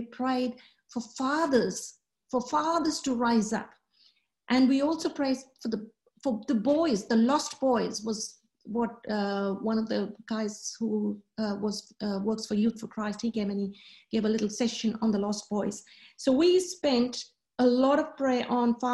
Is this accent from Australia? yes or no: yes; Australia; I'm from Australia